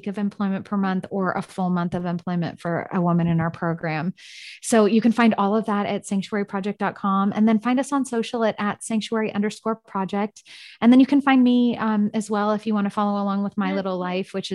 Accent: San Francisco, California, United States; now in Austin, United States; I'm from San Francisco.

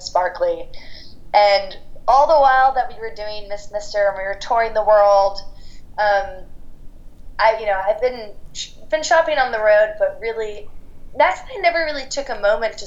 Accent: London, United Kingdom; one of my best friends from growing up in London

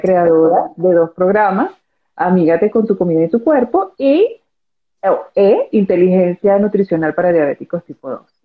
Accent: Venezuela; soy venezolana

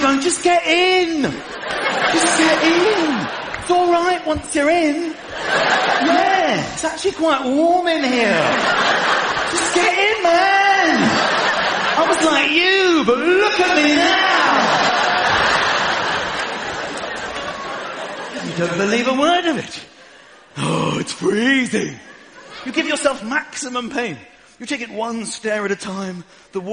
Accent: United Kingdom; I am a British person.

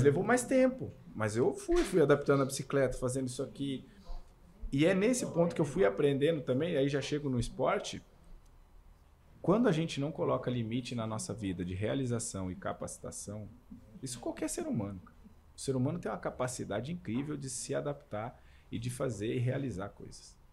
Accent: Camanducaia, Minas Gerais, Brazil; eu cresci em Camanducaia, Minas Gerais

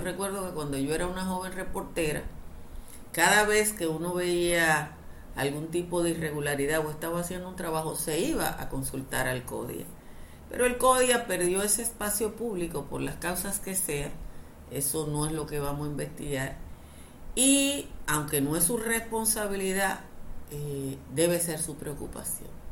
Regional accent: Dominican Republic

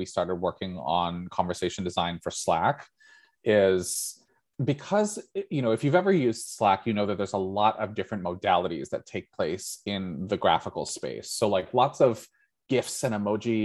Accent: United States; first language English; I grew up in the United States of America

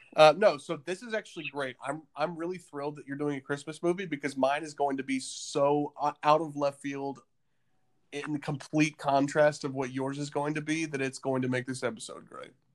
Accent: the South, United States; now in Nashville, United States; you and I grew up in the South

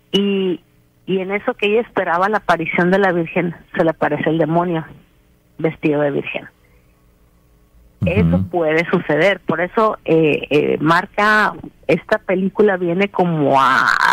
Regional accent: Mexico; como nosotros somos, somos habemos, mexicanos creyentes y habemos mexicanos que no.

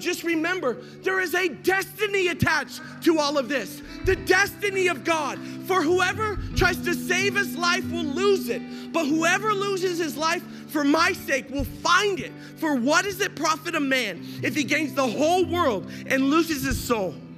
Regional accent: Las Vegas, Nevada, United States; I grew up in Las Vegas during my teen years.

